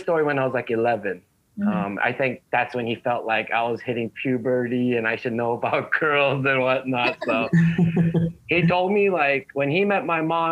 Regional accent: Los Angeles, California, United States; also born or lived in Koreatown, Los Angeles; I grew up in the 818 area in the valley, which is 25, 30 minutes north of LA.

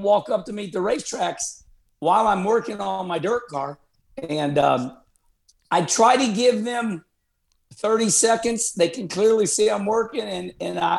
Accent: Arnold, Missouri, United States; moved away; My hometown of Arnold, Missouri

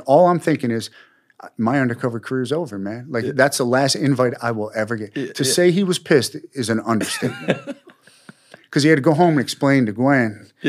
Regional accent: New York, United States; you know, I was from New York, and I would take these guns, and you could buy a gun in Georgia for $100. You could sell it on the streets of Brooklyn for $1,500

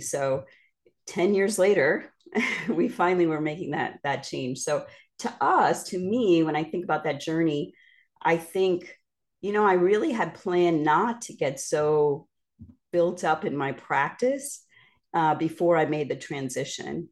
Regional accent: Northeast, United States; also born or lived in Midwest / Indiana / Miami, Florida; now in Florida, United States; I'm from the Northeast

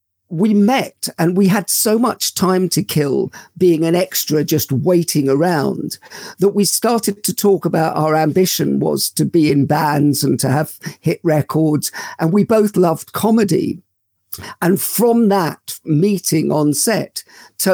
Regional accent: London, United Kingdom; I grew up in London. I was born in Paddington.

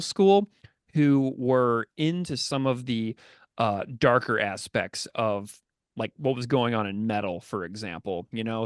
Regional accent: St. Louis, Missouri, United States; I grew up in Saint Louis

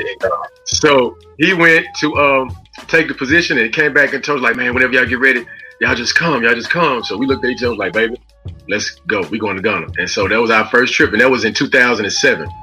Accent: Los Angeles, California, United States; also born or lived in Memphis, Tennessee; I was born in Memphis, raised in Los Angeles, California.

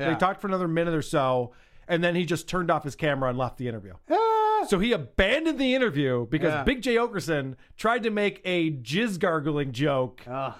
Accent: Syracuse, New York, United States; I grew up in Syracuse. I know how to speak English.

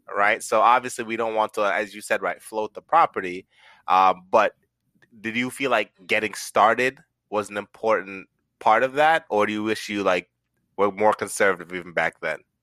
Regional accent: Jamaica; I'm also from the islands as well, if you didn't know, I'm from Jamaica

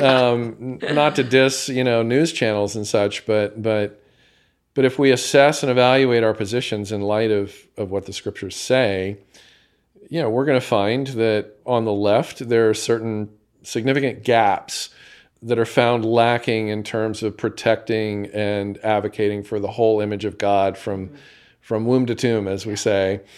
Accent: United States; as an American

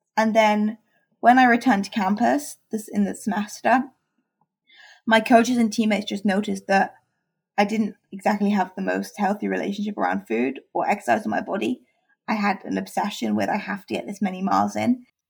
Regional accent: England, United Kingdom; I'm from England, and in England we uh, transition to high school.

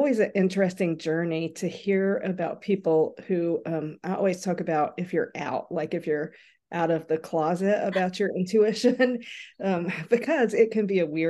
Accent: North Carolina, United States; Well, I am from North Carolina and I grew up really from the time I was walking collecting seashells.

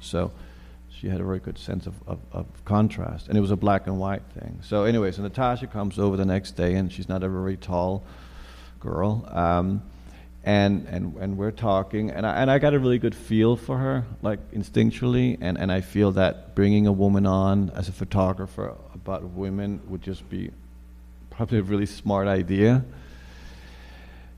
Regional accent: New York, United States; I grew up in New York in the 80s

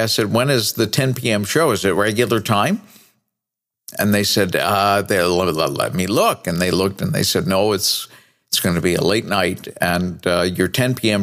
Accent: New Bedford, Massachusetts, United States; moved away as an adult; also born or lived in Cedar Rapids, Iowa / Minneapolis / Cleveland; I started in radio when I was 16 years old on my hometown radio station of New Bedford, Massachusetts.

